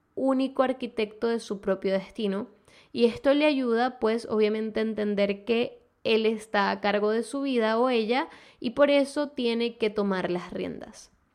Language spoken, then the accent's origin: Spanish; Venezuela; moved away; ambas somos de Venezuela